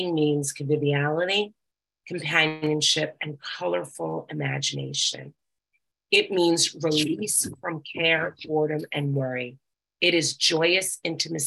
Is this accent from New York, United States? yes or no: yes; New York, United States; I'm from New York